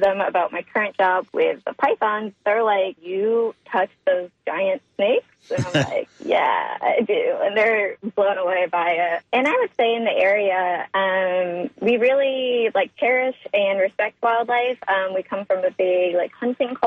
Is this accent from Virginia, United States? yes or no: no; Chautauqua County, Western New York, United States; moved away; an hour and a half south of Buffalo, New York, in a pretty rural area of the state in Chautauqua County. That's where I grew up